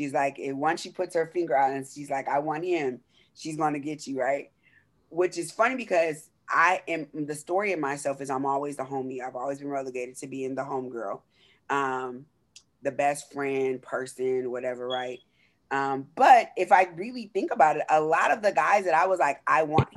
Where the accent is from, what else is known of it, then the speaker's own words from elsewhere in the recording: Southern California, United States; I grew up in Southern California